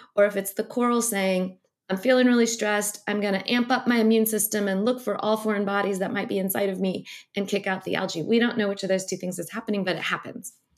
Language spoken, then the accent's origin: English; St. Louis, Missouri, United States; I grew up very landlocked in Saint Louis, Missouri.